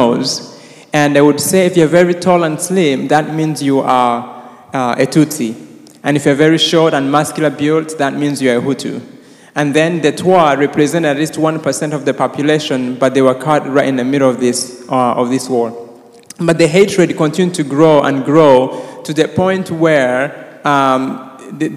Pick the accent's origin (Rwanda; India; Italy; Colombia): Rwanda; I was born and raised in Rwanda